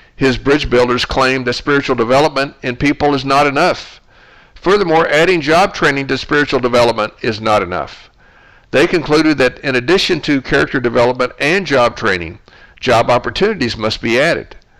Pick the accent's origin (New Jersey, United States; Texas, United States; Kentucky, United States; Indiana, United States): Texas, United States; Dallas; my hometown of Dallas